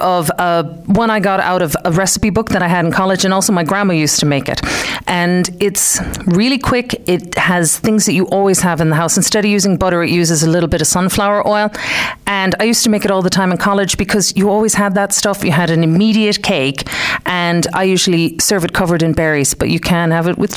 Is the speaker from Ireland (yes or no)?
yes; Clare, Munster, Ireland; moved away as an adult; also born or lived in Detroit, United States; now in West Limerick, Ireland; I was born in Detroit, but I grew up in Clare, out the back of the airport. So I'm really from Clare, up the banner